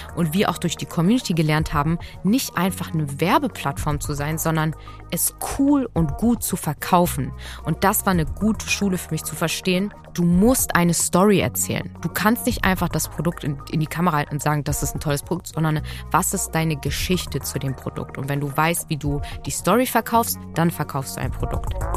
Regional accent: Hamburg, Germany; born or raised there

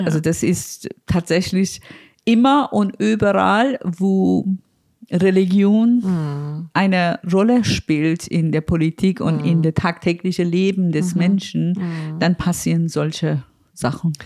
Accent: Iran; now in Berlin, Germany; mein Land

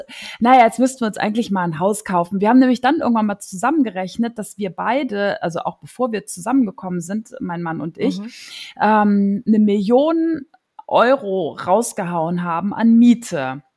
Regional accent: Neuss, North Rhine-Westphalia, Germany; moved away as an adult; also born or lived in Mönchengladbach / Zons / Cologne; now in Kiel, Germany; Ich äh, bin groß geworden in Neuss

